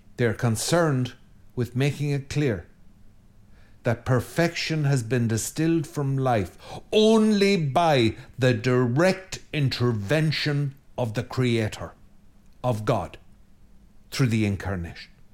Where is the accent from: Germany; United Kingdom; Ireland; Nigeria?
Ireland; I'm Irish